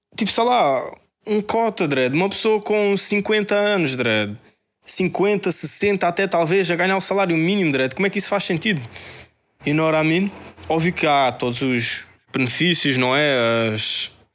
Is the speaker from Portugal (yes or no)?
yes; Portugal; eu sou português e vivi aqui a minha vida toda, toda